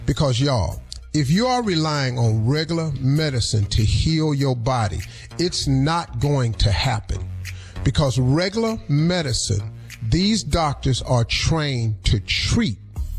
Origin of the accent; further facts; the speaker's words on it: Cleveland, Ohio, United States; I'm from Cleveland. I don't give a damn about the Cowboys.